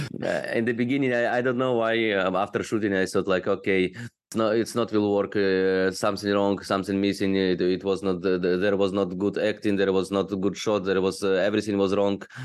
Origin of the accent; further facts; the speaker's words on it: Odesa, Odesa Oblast, Ukraine; moved away as an adult; also born or lived in China; now in Bangkok, Thailand; I'm from Ukraine, from beautiful city Odessa on the Black Sea